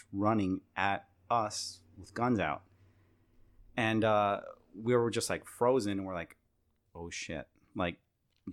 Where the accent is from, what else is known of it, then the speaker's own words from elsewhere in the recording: El Paso, Texas, United States; moved away; also born or lived in Syracuse; I grew up in El Paso